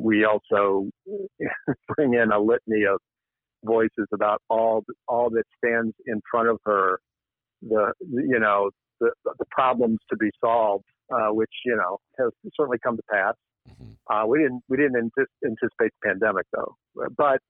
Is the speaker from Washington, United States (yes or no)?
no; Hampton, Virginia, United States; I grew up in Hampton, Virginia, Tidewater area